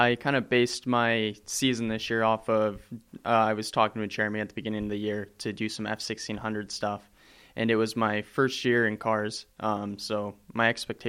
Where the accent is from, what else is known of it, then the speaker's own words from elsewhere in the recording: Orange County, California, United States; I'm from Orange County, California, which is just below Los Angeles.